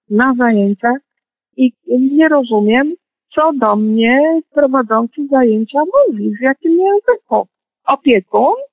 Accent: Poznań, Greater Poland, Poland; tak, urodziłam się w Poznaniu.

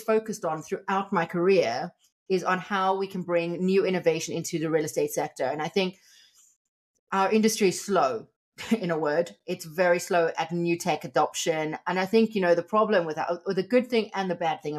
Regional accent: South Africa; I'm from South Africa

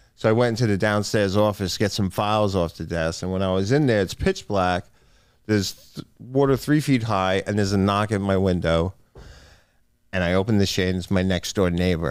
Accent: Island Park, New York, United States; It was a very nice place to grow up

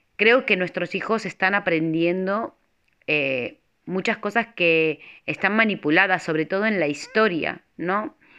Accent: Argentina; moved away as an adult; now in Spain; Nací en Argentina, pero en el dos mil tres tomé la decisión de venir con mi familia a España.

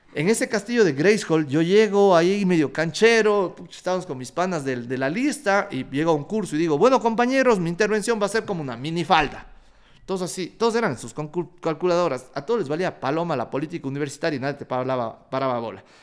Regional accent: Ecuador; soy un emprendedor ecuatoriano, que le encanta la guata y que quiere cambiar a su país.

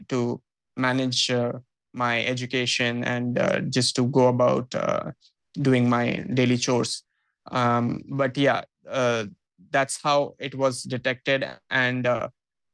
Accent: Purulia, West Bengal, India; moved away as an adult; also born or lived in Kolkata; now in Mumbai, India; So I actually moved out of my hometown at the age of 18. So this is in 2011 when I decided that I will pursue my graduation in Kolkata because, Purulia, which is a small town, did not have too many good colleges to talk about

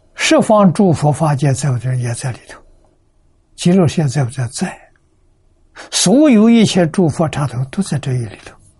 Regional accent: China; 我们中国人讲本性啊

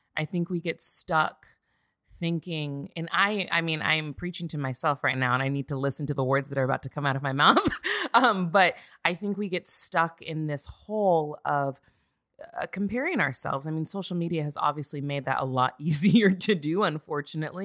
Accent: Santa Barbara, California, United States; moved away as an adult; also born or lived in Azusa, California; now in Los Angeles, United States; I'm originally from Santa Barbara, California

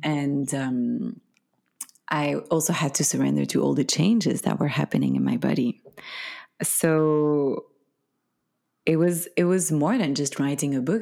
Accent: Belgium; first language French; English is a second language; moved away; I'm from Belgium. originally

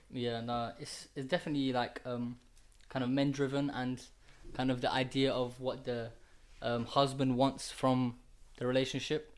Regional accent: Kurdistan Region, Iraq; moved away; I'm from Iraq, and this is the Middle East. Um, yeah, it's Iraq. yeah, Iraq, yeah, Kurdistan

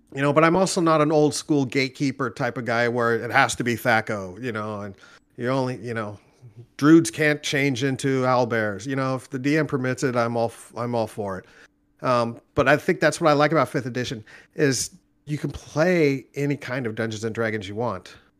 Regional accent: Orange County, Southern California, United States; moved away as an adult; also born or lived in Nashville area, Tennessee; now in Nashville, United States; I'm originally from California, born and raised Orange County, Southern California

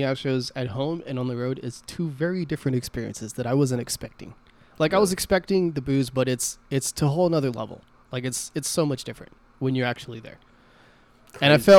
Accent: Texas, United States; I'm from Texas, bro.

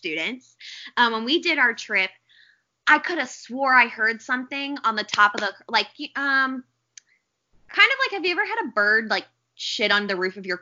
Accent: St. Louis area, Illinois, United States; I always say I'm from St. Louis because it's easier

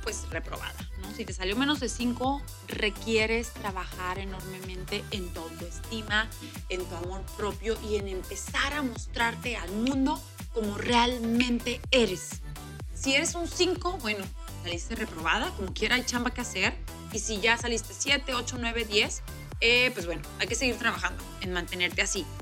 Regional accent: Mexico; aquí en mi país, México

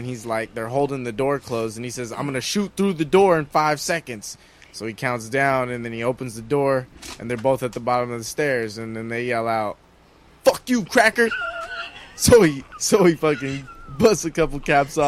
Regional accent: San Gabriel, California, United States; I'm from San Gabriel, man, that Pasadena area, that San Gabriel Valley. Grew up there, born and raised, Southern California

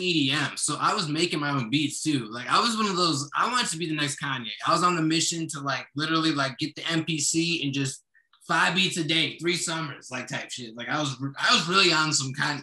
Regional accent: Kenosha, Wisconsin, United States; also born or lived in Florida / Chicago; now in Milwaukee, United States; I was raised for the most part in Kenosha.

